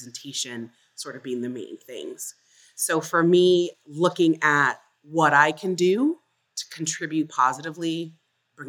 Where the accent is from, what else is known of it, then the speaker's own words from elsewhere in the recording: Fort Lauderdale, Florida, United States; I grew up in South Florida. Our family was the first Black family to move into a basically white, middle-class suburb of Fort Lauderdale